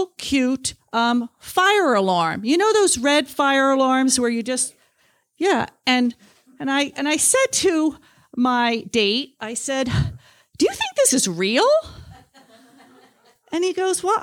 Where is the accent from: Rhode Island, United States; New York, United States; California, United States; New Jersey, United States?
New Jersey, United States; now in Talkeetna, United States